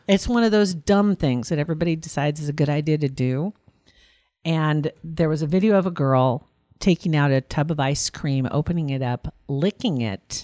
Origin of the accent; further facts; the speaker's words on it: Ashland, Nebraska, United States; I grew up in Ashland